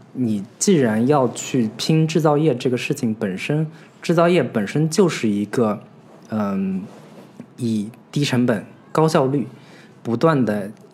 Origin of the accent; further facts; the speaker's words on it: China; 我们中国人似乎 非常清楚